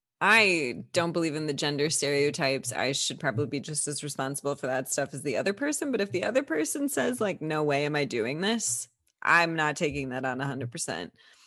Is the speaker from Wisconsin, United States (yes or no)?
yes; Wisconsin, United States; Yes, only brandy old fashioned because I'm from Wisconsin.